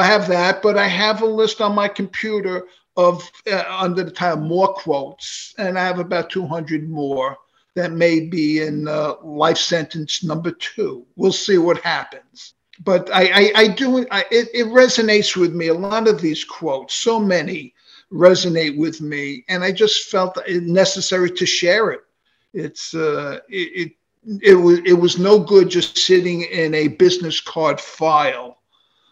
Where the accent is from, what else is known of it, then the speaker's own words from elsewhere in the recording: New York City, New York, United States; moved away as an adult; now in Delray Beach, Florida, United States; growing up in New York, I grew up in Queens